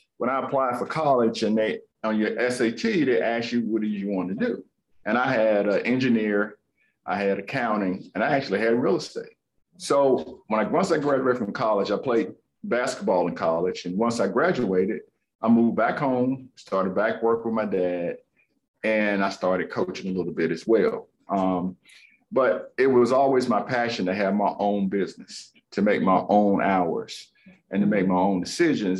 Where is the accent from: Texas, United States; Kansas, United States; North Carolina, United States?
North Carolina, United States; Greensboro; I grown up here in Greensboro